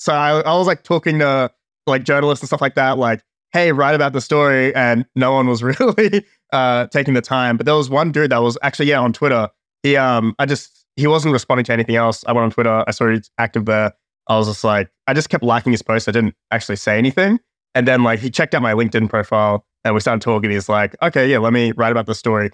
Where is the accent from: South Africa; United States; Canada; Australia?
Australia; I'm from Australia